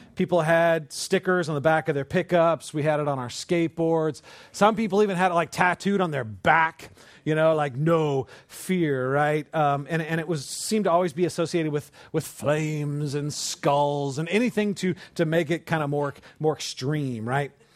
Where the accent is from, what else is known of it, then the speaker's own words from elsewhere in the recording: California, United States; I grew up in California.